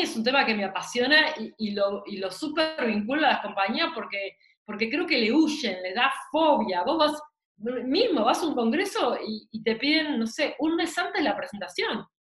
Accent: Argentina

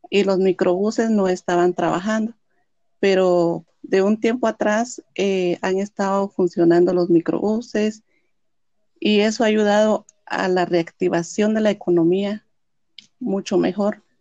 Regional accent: Quetzaltenango, Guatemala; Yo soy originaria de Quetzaltenango.

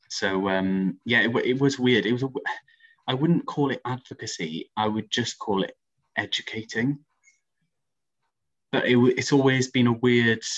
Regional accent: Aberystwyth, Wales, United Kingdom; also born or lived in London; now in Swansea, United Kingdom; I was born in London, so my dad's English, and we moved over to Aberystwyth when I was like four.

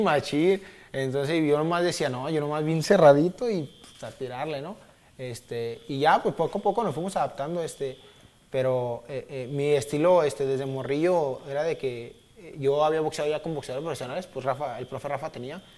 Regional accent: Zapopan, Jalisco, Mexico; soy de Zapopan, de una colonia que le dicen La Chori, Jardines de, Nuevo México

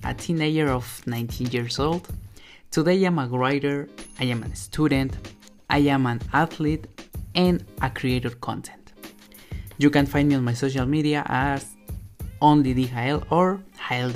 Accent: Mexico; English is a second language; I am not a native speaker. I am from Mexico.

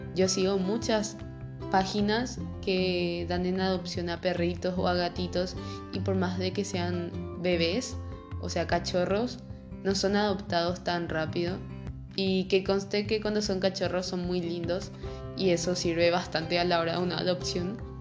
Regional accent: Paraguay; soy de Paraguay

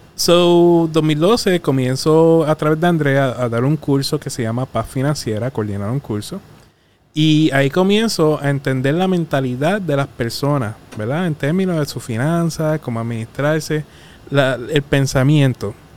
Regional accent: Arroyo, Puerto Rico; also born or lived in Mayagüez; me crié en Arroyo

